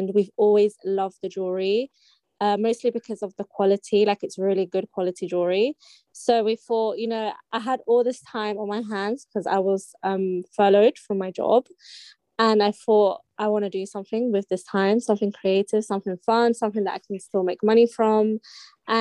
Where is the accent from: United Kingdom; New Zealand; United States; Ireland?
United Kingdom; London; I'm from South London. I've lived in South London my whole life. I was born in King's College, Camberwell, and I live in Peckham